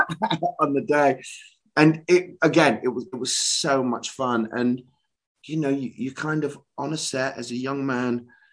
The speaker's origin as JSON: {"language": "English", "town": "Leicester", "region": "East Midlands", "country": "United Kingdom", "also_born_or_lived": "London", "moved": "as an adult", "said": "I'm from Leicester, Midlands boy originally"}